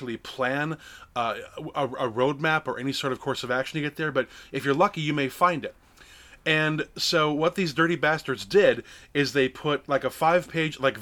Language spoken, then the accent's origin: English; Lake Geneva, Wisconsin, United States; I grew up in Lake Geneva, Wisconsin